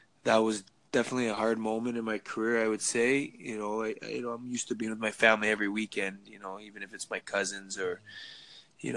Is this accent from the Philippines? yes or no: no; Markham, Ontario, Canada; I grew up in Markham. That's where I was raised